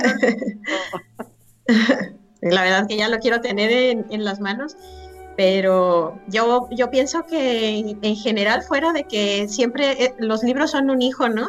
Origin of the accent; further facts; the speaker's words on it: Mexico; nosotros como mexicanos